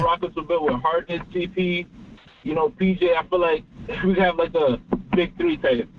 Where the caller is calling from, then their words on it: Philadelphia, Pennsylvania, United States; from Philly.